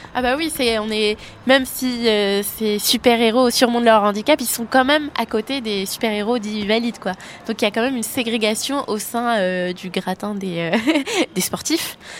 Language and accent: French; Brest, Brittany, France; j'ai grandi à Brest